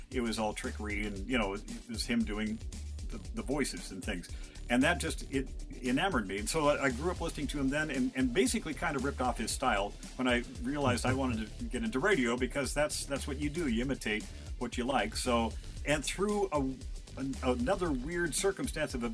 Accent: Eastern Washington, United States; My my first experience with Charlie was when I was growing up in Eastern Washington and listening to him on the on the Spokane radio station wow. KJRB.

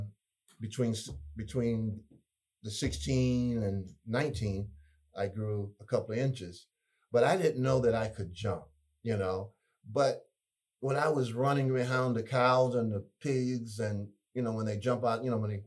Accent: Columbia, United States; I grew up here in Columbia

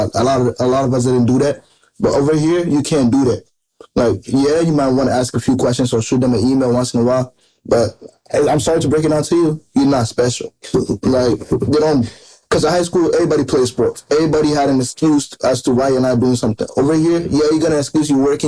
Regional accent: Ghana; now in United States; I'm originally from Ghana. I came here in 2012

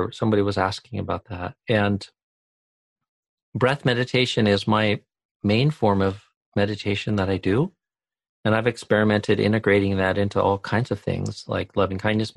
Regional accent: White Salmon, Washington, United States; moved away; also born or lived in Thailand; from White Sam in Washington, my hometown

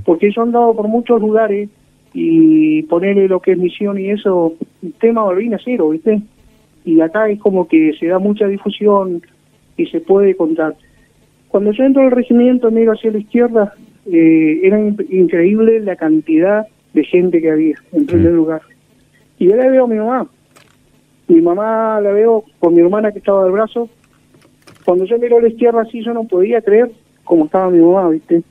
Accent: Sarmiento, Chubut, Argentina; Soy nacido acá en Sarmiento, Chubut, que queda a 120 kilómetros de Comodoro Rivadavia. Y bueno, me quedé acá en Sarmiento

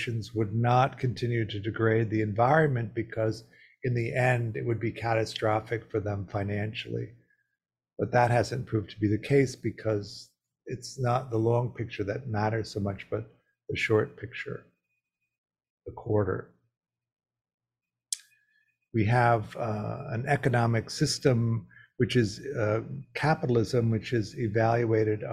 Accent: Midwest, United States; I grew up in the Midwest

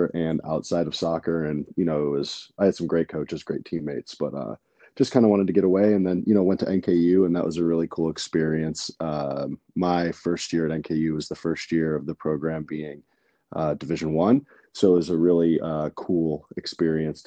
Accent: Cleveland, Ohio, United States; moved away as an adult; also born or lived in Northern Kentucky; now in West Coast, United States; I was born and raised in Cleveland, Ohio

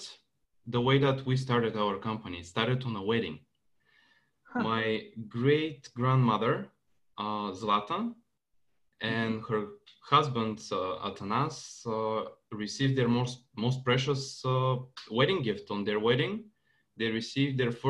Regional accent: Bulgaria; moved away; also born or lived in Santa Clara, California; move back to my home country with Jen

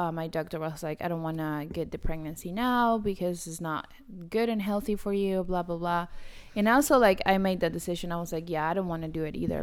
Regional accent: Argentina; moved away; I'm from Argentina

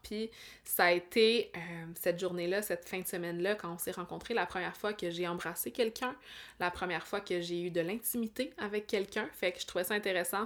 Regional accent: Abitibi, Quebec, Canada; moved away as an adult; also born or lived in Montreal area; ma ville natale

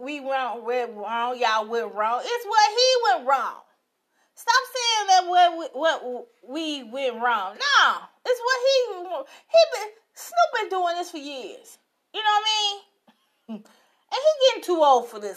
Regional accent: Chicago, Illinois, United States; I'm live from Chicago, like always. Chi-town. So sweet. Yes, I am from it.

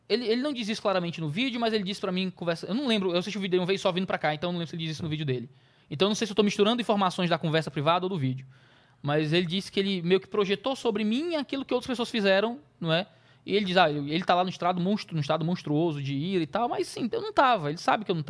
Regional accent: Ceará, Brazil; eu sou cearense, eu sou.

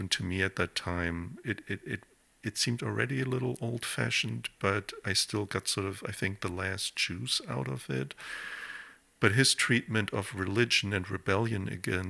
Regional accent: Germany; moved away; When I grew up in Germany

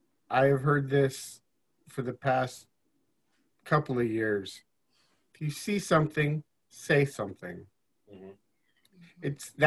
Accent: Altoona, Iowa, United States; moved away as an adult; now in Omaha, United States; I grew up in Altoona, Iowa.

